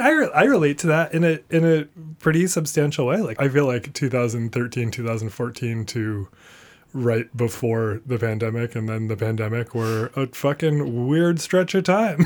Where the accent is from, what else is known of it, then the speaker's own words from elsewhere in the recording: Portland, Maine, United States; moved away; I grew up in and around Portland, Maine